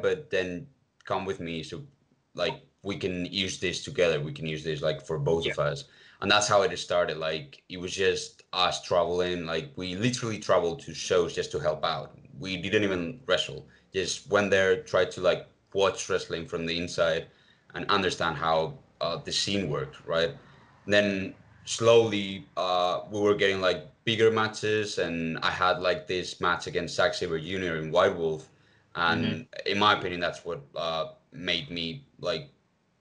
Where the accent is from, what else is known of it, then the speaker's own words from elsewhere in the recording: Spain; I'm from Spain